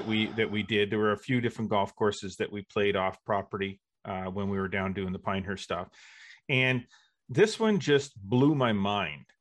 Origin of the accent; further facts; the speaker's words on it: Brockville, Ontario, Canada; also born or lived in Kingston, Ontario; I grew up, uh, in Brockville